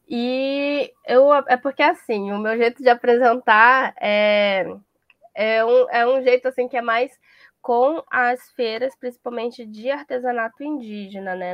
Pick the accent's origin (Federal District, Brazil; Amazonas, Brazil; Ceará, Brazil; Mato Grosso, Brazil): Amazonas, Brazil; Manaus; also born or lived in São Gabriel da Cachoeira; eu já cresci em Manaus e a minha família vem de São Gabriel da Cachoeira